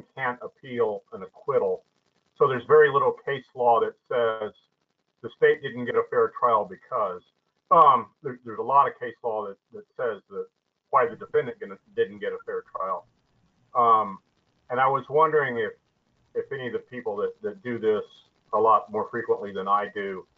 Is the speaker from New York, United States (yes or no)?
no; Oklahoma, United States; I'm from Oklahoma, so I say voir dire